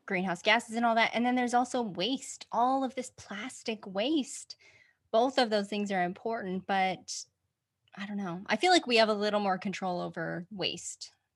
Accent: Utah, United States; born or raised there; moved away; also born or lived in Olympia, Washington / Oregon

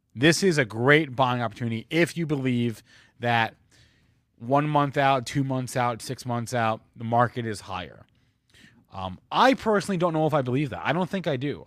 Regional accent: New Jersey, United States; New Jersey, my home state

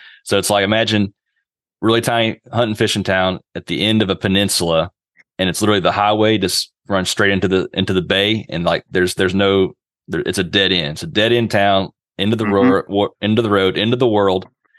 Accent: Fort Worth, Texas, United States; moved away; I'm originally from Fort Worth, Texas. My whole family's from that county right south of Fort Worth right there.

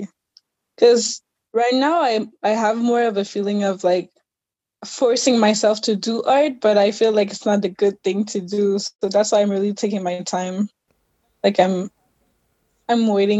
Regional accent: Canada; also born or lived in Haiti; I'm originally from Haiti, born in Canada

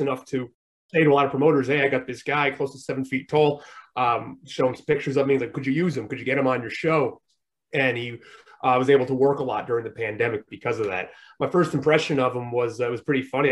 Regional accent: Rhode Island, United States; I'm from Rhode Island, so I you know I moved uh, to I moved to a different town in Rhode Island

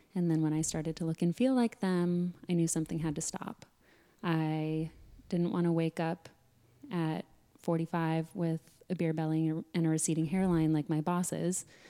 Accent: Sedona, Arizona, United States; growing up in Sedona

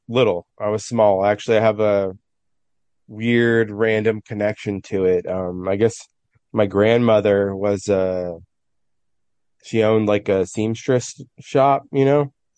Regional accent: San Francisco, California, United States; I'm from San Francisco. I've lived my whole life in the city

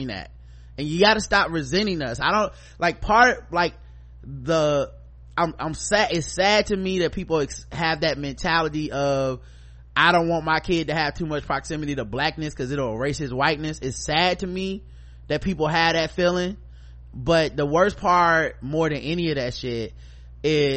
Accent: United States; as American black people

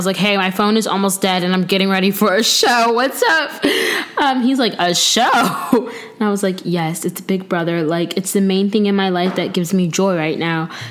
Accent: Tampa, Florida, United States; we're from Tampa

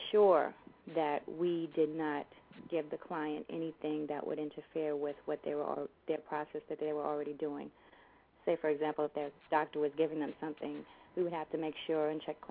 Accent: New York City, New York, United States; I am from Jamaica, Queens, born and raised in Queens

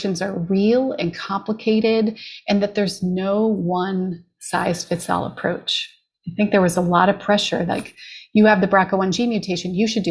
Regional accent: Canada; moved away as an adult; now in Los Angeles, United States; I'm a Canadian, was very grateful to be diagnosed in Canada

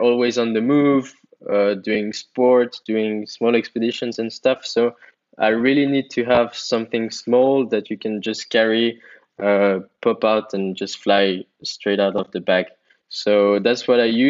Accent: Switzerland; I'm from Switzerland

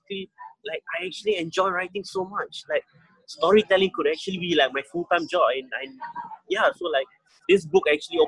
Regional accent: Singapore; first language English; growing up in Singapore, I kind of hated like the old English

